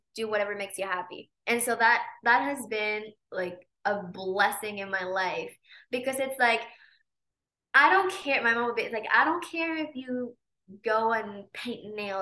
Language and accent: English; Mexico City, Mexico; moved away as an adult; I was born in Mexico City, and that's where I grew up until I was 19